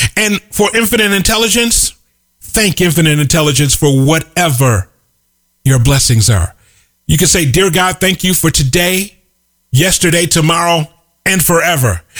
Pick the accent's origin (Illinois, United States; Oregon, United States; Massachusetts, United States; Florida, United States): Illinois, United States; Chicago; The little corner grocery store where I grew up in Chicago is now a dry cleaner's